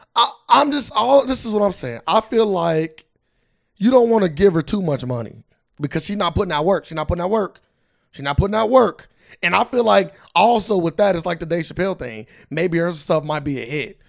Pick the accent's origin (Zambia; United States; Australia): United States; Cincinnati, Ohio; we're from Cincinnati